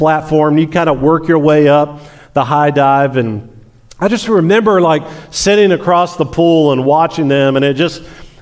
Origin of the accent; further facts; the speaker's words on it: Tampa, Florida, United States; I was born in Tampa and lived a long time in Florida